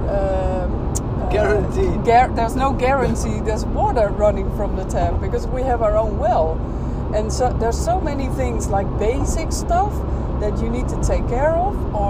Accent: Netherlands; moved away as an adult; now in Spain; I was running from Holland or moving away from my country.

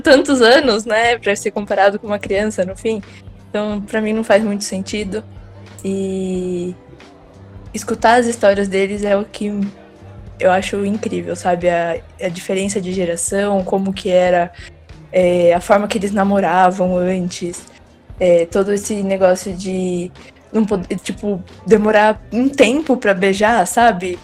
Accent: interior of São Paulo, Brazil; sou do interior de São Paulo

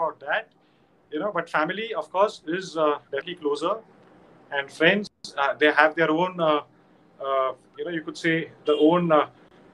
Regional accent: India; I'm an Indian

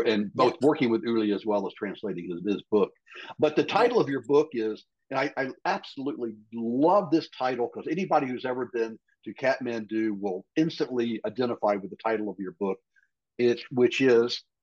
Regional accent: Western Tennessee, United States; also born or lived in Texas; now in Colorado, United States; I grew up in Western Tennessee, where there was nothing but trees all over the place

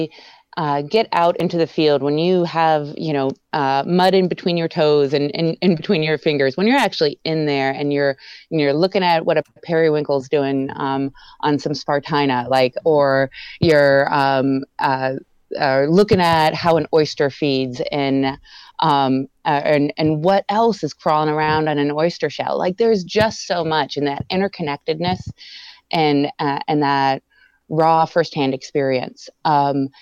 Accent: Erie, Pennsylvania, United States; moved away; also born or lived in Spotsylvania, Virginia; I grew up in Pennsylvania, in Erie, Pennsylvania, and then I moved to Spotsylvania, Virginia

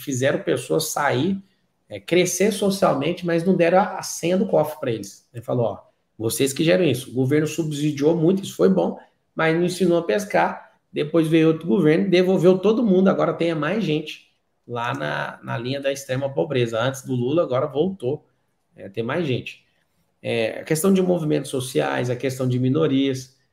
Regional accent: Goiás, Brazil; Posso te falar do estado onde eu nasci, que é o estado de Goiás

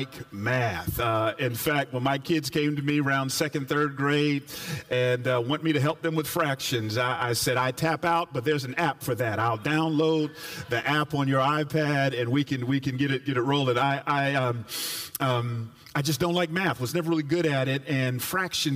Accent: Atlanta, Georgia, United States; as one who grew up in the South, I grew up in Atlanta

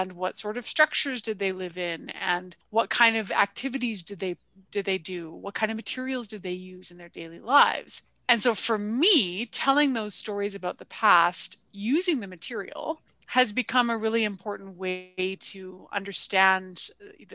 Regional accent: Vancouver, British Columbia, Canada; moved away as an adult; also born or lived in Victoria, British Columbia; now in Alberta, Canada; I actually grew up in BC, and I was born in Victoria and raised in Vancouver.

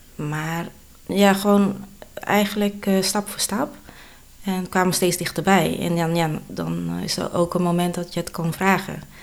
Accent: Sliedrecht, South Holland, Netherlands; also born or lived in Bogor, Indonesia; Ik ben geboren in Indonesië, in Bogor. En toen ik 2,5 jaar was, ben ik geadopteerd naar Nederland. En ik ben opgegroeid in Sliedrecht.

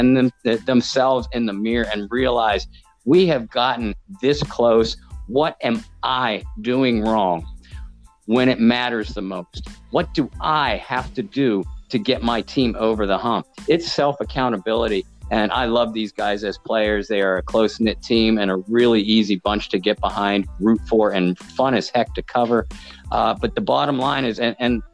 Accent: Pittsburgh, Pennsylvania, United States; I am from Pittsburgh, PA

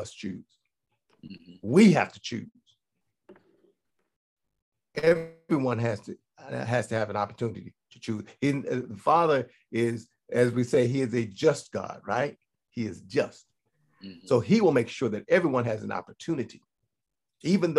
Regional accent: Gary, Indiana, United States; moved away; I come from Gary, Indiana, right? 186,000 people, about 85% black when I was there

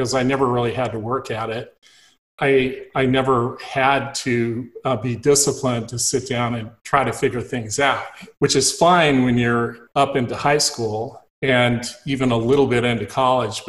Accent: Ridgecrest, California, United States; this was out in the middle of the desert where I grew up. I was born in Ridgecrest, California

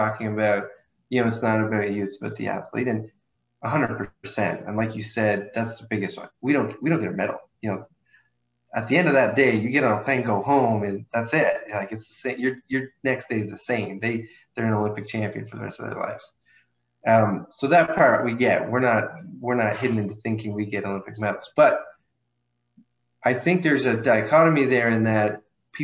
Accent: small town outside of Ottawa, Ontario, Canada; moved away as an adult; also born or lived in Toronto; now in United States; I'm Canadian. I'm new to living in the States. I grew up in a small town outside of Ottawa, which is the capital

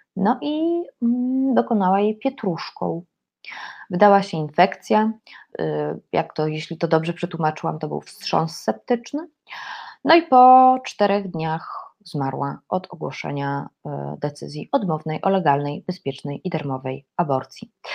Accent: Poland; jestem z Polski

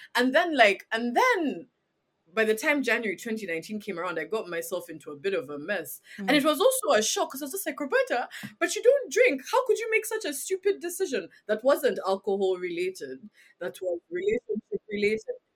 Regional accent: Uganda; growing up in Uganda

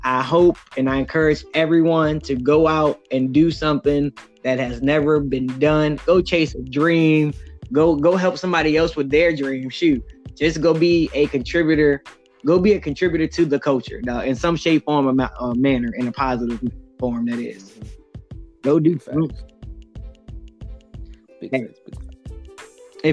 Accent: the South, United States; we're from the South

